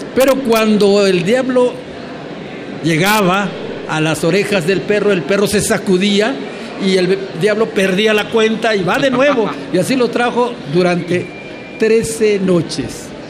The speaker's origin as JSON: {"language": "Spanish", "region": "Campeche", "country": "Mexico", "said": "vengo de un pueblo, no vengo de la capital del Estado, yo vengo de un pueblo, de un pueblo de origen maya"}